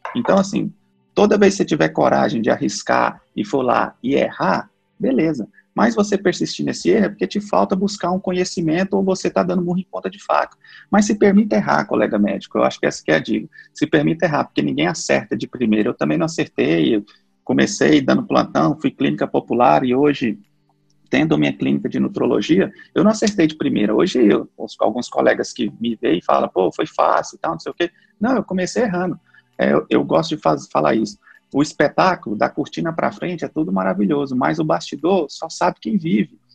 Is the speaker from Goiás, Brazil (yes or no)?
yes; Goiânia, Goiás, Brazil; eu sou natural de Goiânia